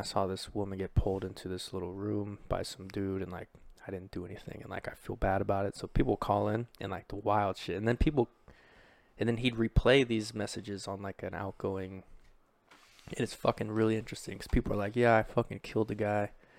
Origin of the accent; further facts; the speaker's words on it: Kentucky, United States; I'm from Kentucky.